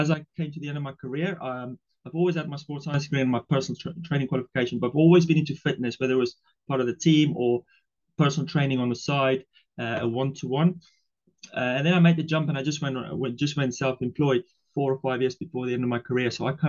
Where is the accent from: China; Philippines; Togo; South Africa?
South Africa; English is a second language; moved away as an adult; also born or lived in Ireland; now in United Kingdom; so I live in the UK, but I'm originally from South Africa. So yeah, English is my second language. And so I came over originally to play rugby back in the days.